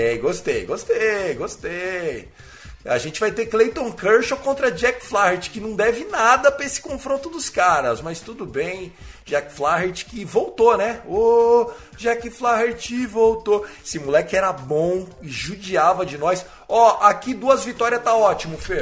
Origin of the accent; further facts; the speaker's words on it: Brazil; a gente é brasileiro